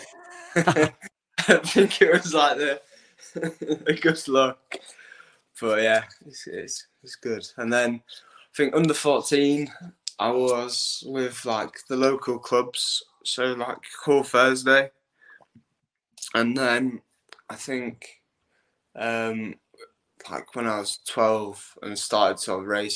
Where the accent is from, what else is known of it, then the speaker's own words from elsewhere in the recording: Hull, Yorkshire and the Humber, United Kingdom; I'm 20 years old and I come from Hull